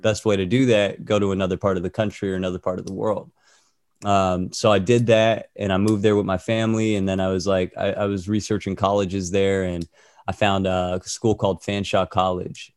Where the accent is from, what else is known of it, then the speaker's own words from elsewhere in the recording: Orange County, California, United States; moved away as an adult; also born or lived in Toronto, Canada; I'm from Orange County, but I moved to Toronto when I was eighteen.